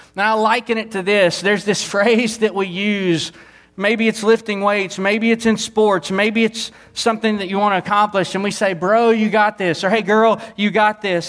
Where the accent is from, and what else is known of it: Southeast Texas, United States; born or raised there; moved away